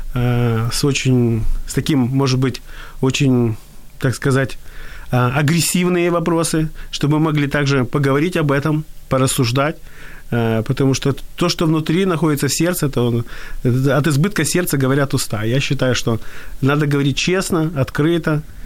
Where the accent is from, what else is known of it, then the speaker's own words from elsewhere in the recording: Odesa, Odesa Oblast, Ukraine; я родился в Одессе